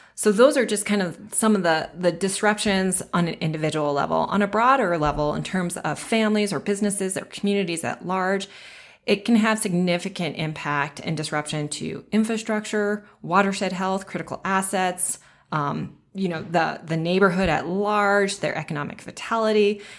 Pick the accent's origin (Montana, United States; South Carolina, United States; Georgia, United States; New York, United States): Montana, United States; Bozeman; also born or lived in Livingston, Montana; I was born and raised in Bozeman, Montana, which is in the southwest corner of the state